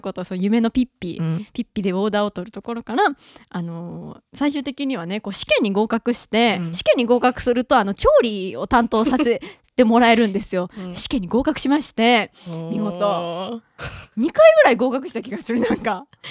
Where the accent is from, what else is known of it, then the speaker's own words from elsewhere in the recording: Mie, Japan; moved away as an adult; now in Tokyo, Japan; 私三重県出身なんですけど